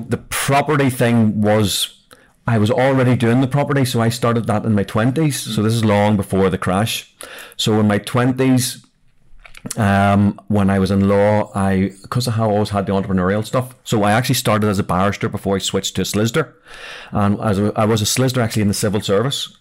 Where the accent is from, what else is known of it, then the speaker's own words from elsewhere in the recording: Belfast, Northern Ireland, United Kingdom; I'm actually from South Belfast